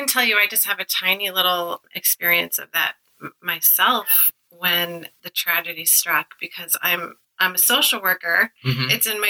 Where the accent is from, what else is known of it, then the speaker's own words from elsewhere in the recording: Westchester, New York, United States; now in New England, United States; I grew up in Westchester